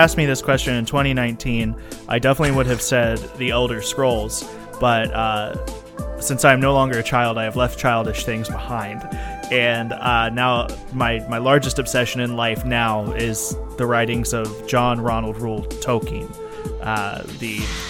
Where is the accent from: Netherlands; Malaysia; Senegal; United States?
United States; Florida; I'm from {S4} Dolphins {S3} Florida.